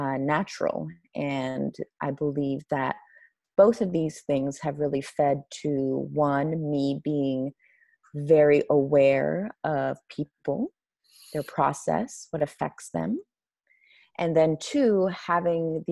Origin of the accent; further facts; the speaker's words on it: Iran; moved away; growing up in Iran during an Islamic revolution